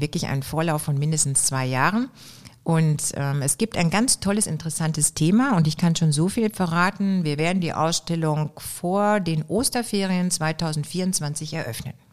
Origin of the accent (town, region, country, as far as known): Oberhausen, North Rhine-Westphalia, Germany; born or raised there